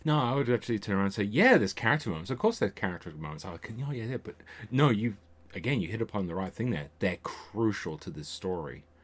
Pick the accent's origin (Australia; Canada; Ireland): Australia; born or raised there; also born or lived in England